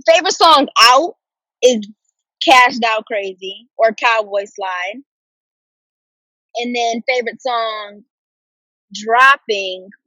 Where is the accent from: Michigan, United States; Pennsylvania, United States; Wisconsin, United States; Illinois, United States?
Michigan, United States; Detroit; Everyone thinks I'm from Brooklyn, but I'm from Detroit.